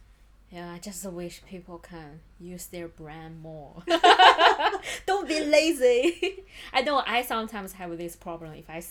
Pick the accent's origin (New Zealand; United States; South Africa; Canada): New Zealand; now in London, United Kingdom; I'm from New Zealand.